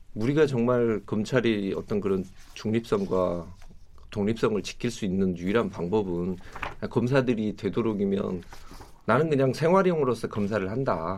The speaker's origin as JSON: {"language": "Korean", "town": "Suncheon", "region": "South Jeolla", "country": "South Korea", "tie": "born or raised there", "said": "제가 고향이 순천인데"}